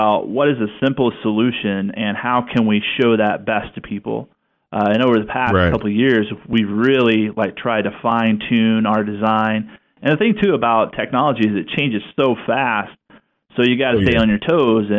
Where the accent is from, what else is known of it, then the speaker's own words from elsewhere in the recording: the South, United States; now in Pacific Northwest, United States; both from the South, and now we're up here in the Northwest